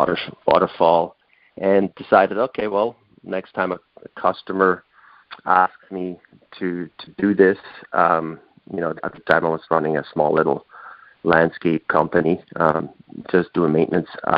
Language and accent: English; Switzerland; moved away as an adult; now in North Vancouver, Canada; my homeland where I was born in Switzerland